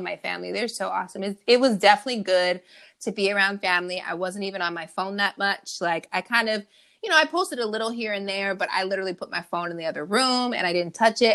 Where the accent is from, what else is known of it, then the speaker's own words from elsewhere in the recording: California, United States; I'm from California